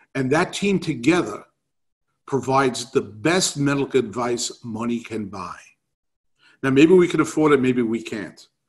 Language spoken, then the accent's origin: English; New York City, New York, United States; moved away; from my accent, that I grew up in New York City.